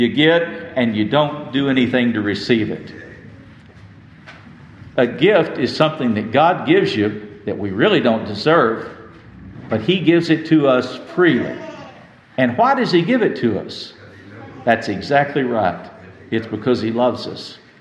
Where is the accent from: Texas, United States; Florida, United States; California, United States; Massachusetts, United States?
Texas, United States; West; I grew up in West Texas